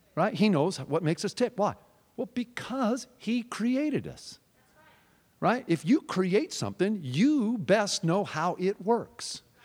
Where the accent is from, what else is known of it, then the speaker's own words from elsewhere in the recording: Seattle, Washington, United States; I'm from Seattle